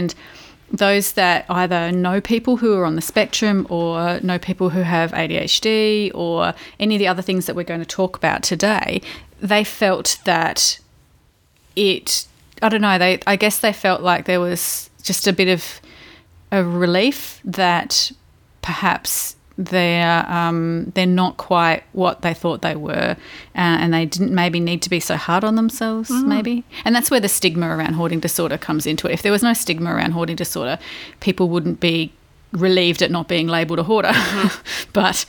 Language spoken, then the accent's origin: English; Victoria, Australia; accent: Victorian; now in Adelaide, Australia; I'm from Victoria, dude.